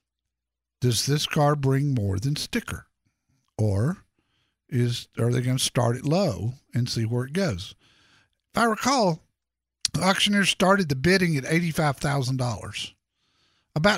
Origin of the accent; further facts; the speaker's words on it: Dallas, Texas, United States; if you're in my home town, Dallas, Texas